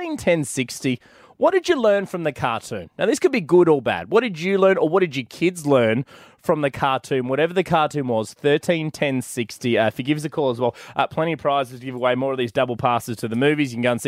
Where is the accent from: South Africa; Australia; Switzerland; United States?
Australia; So I thought this was big in the US, but I mean, as an Aussie mum, you're like, boycott the pig.